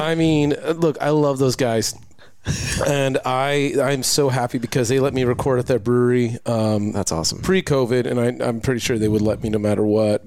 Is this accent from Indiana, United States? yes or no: no; Lakewood, California, United States; moved away; also born or lived in Long Beach; I grew up in the Lakewood Bellflower area